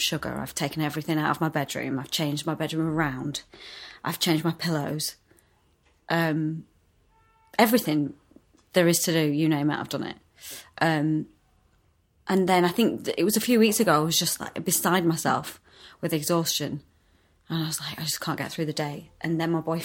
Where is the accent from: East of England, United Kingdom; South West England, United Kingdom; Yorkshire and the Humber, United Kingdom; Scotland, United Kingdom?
Yorkshire and the Humber, United Kingdom; also born or lived in Morley / York / Leeds; I'm from Yorkshire.